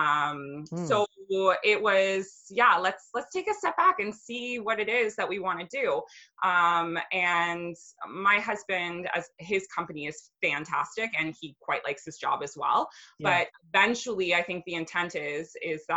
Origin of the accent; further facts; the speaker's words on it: Brampton, Ontario, Canada; moved away as an adult; also born or lived in Aurora, Ontario / Calgary, Alberta; neither one of us had really lived anywhere else outside of our hometowns. Like we'd always been in this little pocket of Ontario, and like the most branching out I did was I moved to Aurora from Brampton